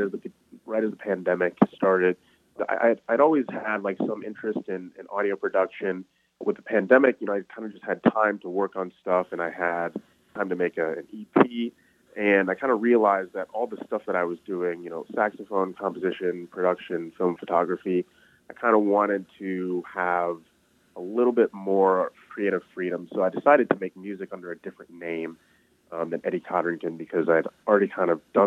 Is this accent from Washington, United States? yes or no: no; Ann Arbor, Michigan, United States; growing up in Ann Arbor